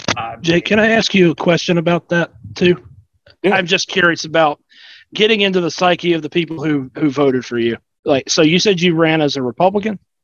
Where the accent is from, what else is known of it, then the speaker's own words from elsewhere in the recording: South Carolina, United States; now in Georgia, United States; I grew up in South Carolina